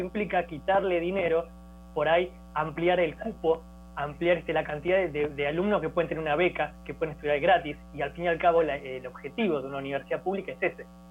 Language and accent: Spanish; Argentina; now in Costa Rica; yo hablo muy así porque también soy argentino